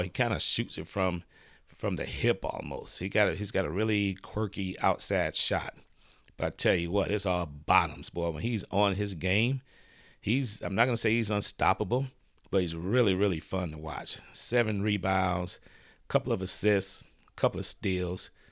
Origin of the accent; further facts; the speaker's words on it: Detroit, Michigan, United States; I'm from Detroit